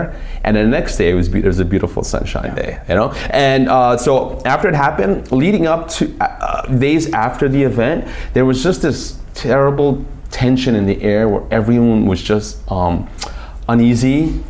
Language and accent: English; New York, United States; I'm from New York.